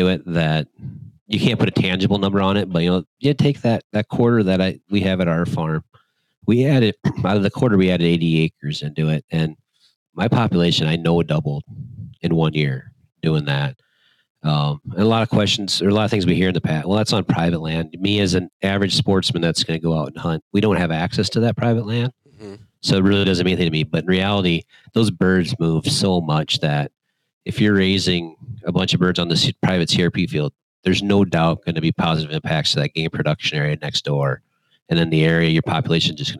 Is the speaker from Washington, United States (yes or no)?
no; Watertown, South Dakota, United States; Growing up, I grew up in Watertown, which is just on the eastern edge, once again, of South Dakota